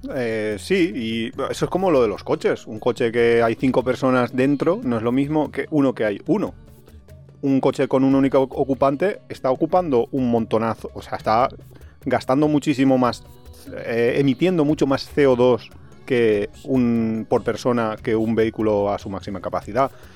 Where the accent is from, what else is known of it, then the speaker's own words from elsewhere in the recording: Alicante, Valencian Community, Spain; Nosotros somos de Alicante